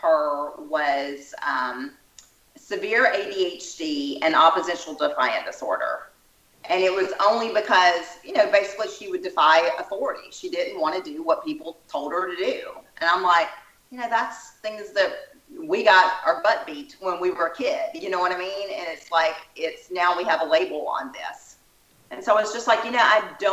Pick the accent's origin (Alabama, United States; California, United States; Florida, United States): Alabama, United States; accent: little country accent; now in Austin, United States; I'm in Texas now, but I was born in Alabama, so you're probably hearing that little country accent.